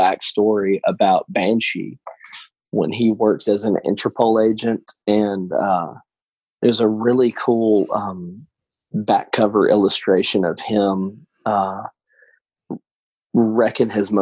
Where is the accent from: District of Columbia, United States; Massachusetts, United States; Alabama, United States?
Alabama, United States; about 20 minutes outside of Birmingham; I am from about 20 minutes outside of Birmingham, Alabama